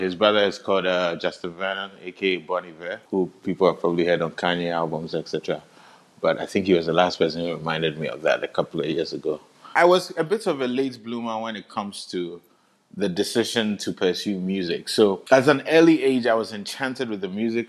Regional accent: Accra, Greater Accra, Ghana; I'm from Accra, Ghana

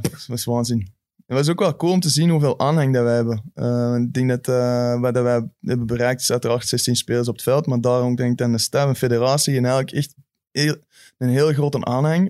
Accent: Belgium; als Belg

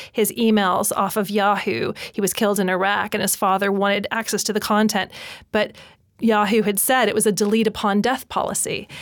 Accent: United States; moved away; I'm an expat. I'm from America.

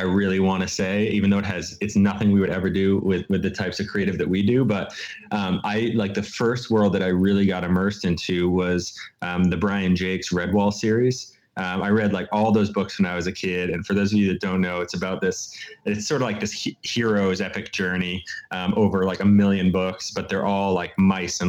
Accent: United States; moved away as an adult; now in London, United Kingdom; my background was in the States

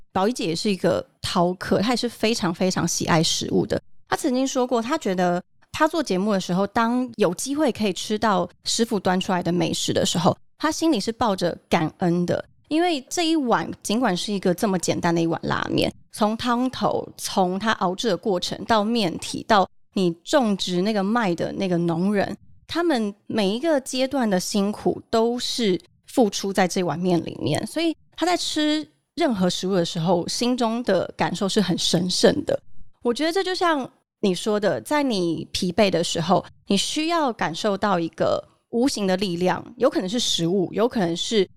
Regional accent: Taoyuan, Taiwan; 我们家从小住眷村，嗯哼。然后我们家在桃园中真那边，每个的小时候住在那边

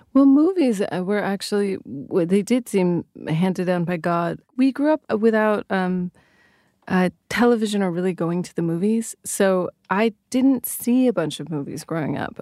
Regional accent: Sacramento, California, United States; moved away; I love Sacramento. I loved growing up there

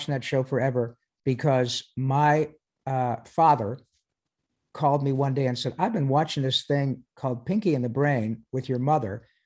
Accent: Michigan, United States; moved away; I grew up in Michigan

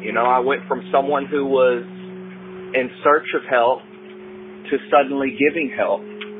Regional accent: Texas, United States; I'm from Texas.

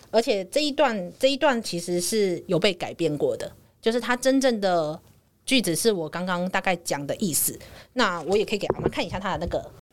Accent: Taiwan; 我还是一个台湾人的身份

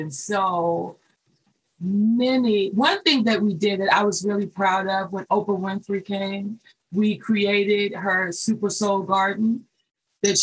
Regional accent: Charlotte, North Carolina, United States; I'm born and raised in Charlotte

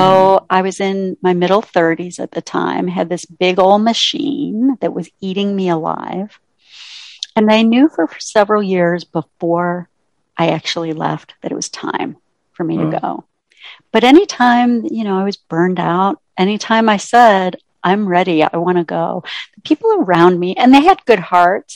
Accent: Ontario, Canada; moved away as an adult; now in United States; I grew up in Ontario, Canada, and then went to college here in the US

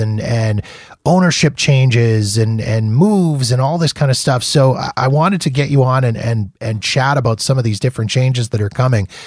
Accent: Canada; being Canadian

